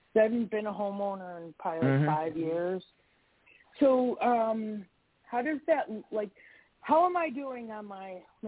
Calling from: Wisconsin, United States; I am in Wisconsin.

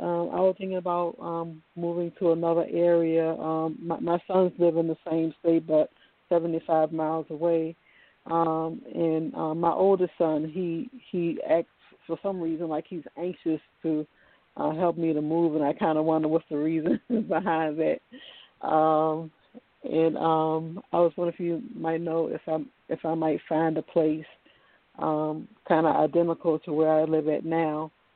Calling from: Virginia, United States; Hello, good evening. … over the V, like in Virginia, and I'm calling from Virginia.

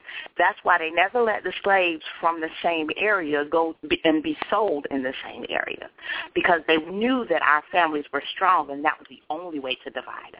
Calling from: Jacksonville, Florida, United States; Robert, this is … from Jacksonville.

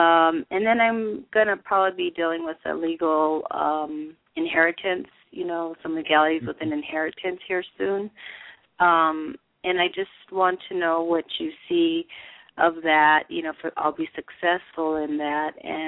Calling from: Colorado, United States; I'm from Colorado.

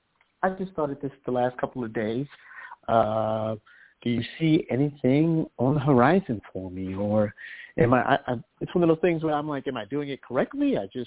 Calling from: New York, United States; calling from New York.

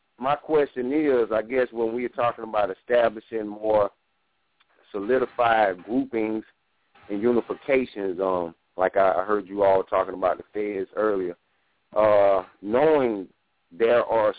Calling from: Greenville, South Carolina, United States; I'm calling from Greenville, South Carolina.

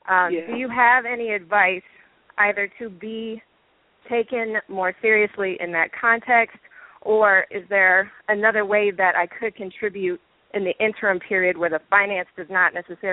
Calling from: Iowa, United States; I am calling from Iowa.

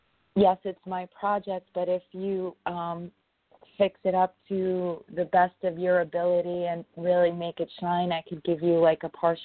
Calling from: New York, United States; I'm calling from New York.

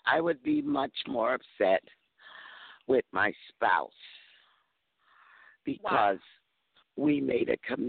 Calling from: Mississippi, United States; I'm calling from Mississippi. I'm in a different time zone

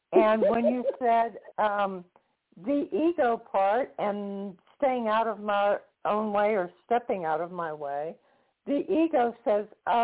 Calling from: Florida, United States; calling from Florida.

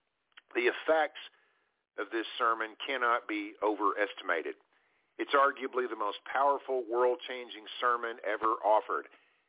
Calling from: Abilene, Texas, United States; I'm calling tonight from Abilene, Texas.

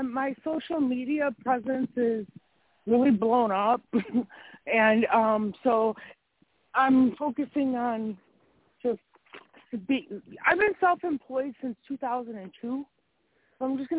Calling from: Wisconsin, United States; I'm still in Wisconsin.

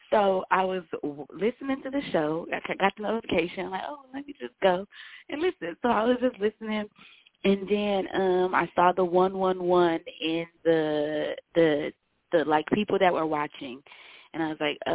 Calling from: Dallas, Texas, United States; I'm calling in from Dallas, Texas.

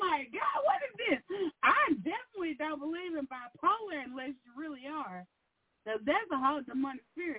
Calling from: Arkansas, United States; from Arkansas.

